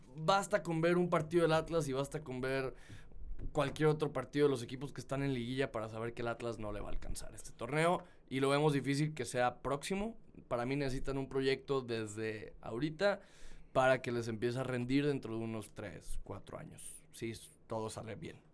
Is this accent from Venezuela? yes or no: no; Guadalajara, Jalisco, Mexico; como tapatío